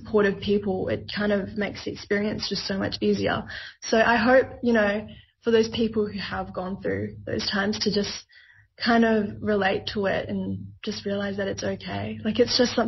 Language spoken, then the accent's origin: English; Australia; growing up in Australia